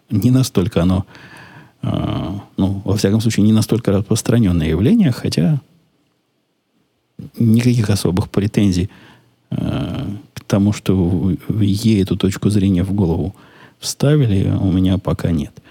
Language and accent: Russian; Ukraine; now in United States; Я из Украины, у нас тоже довольно приличный размер. Но вы знаете, мы тут в Америке, у нас тут расстояния большие, машины с большими моторами, большие дома.